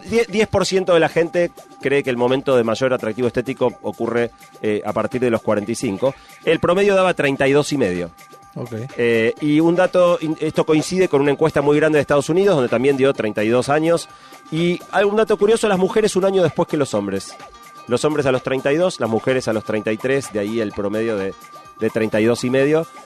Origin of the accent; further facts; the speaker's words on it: Argentina; viajar siendo argentino